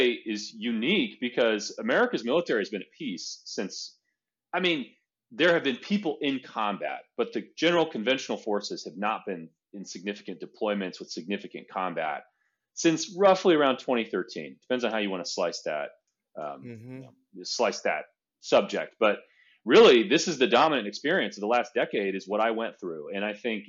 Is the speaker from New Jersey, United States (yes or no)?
no; Central Valley, California, United States; moved away; also born or lived in Hillsdale, Michigan; I'm originally from California and was raised there and in the Central Valley.